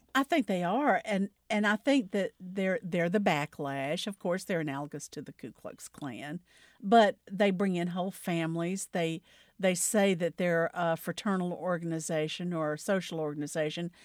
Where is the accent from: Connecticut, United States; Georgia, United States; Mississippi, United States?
Mississippi, United States; the Delta part of; I grew up in the South. I grew up in the Delta part of Mississippi